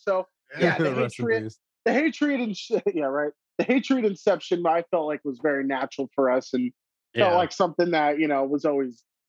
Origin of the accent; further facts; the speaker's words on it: Bay Area, California, United States; growing up in the Bay Area as a kid, you know.